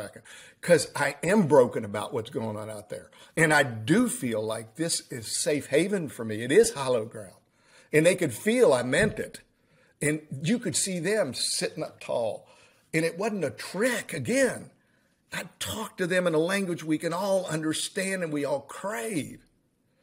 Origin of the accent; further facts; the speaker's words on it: United States; we are all American